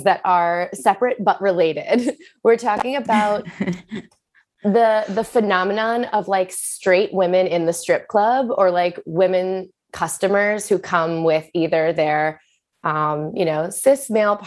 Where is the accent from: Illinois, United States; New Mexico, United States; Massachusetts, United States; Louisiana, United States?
Massachusetts, United States; Boston; also born or lived in San Francisco; now in New York, United States; I am from Boston, and that's where I started dancing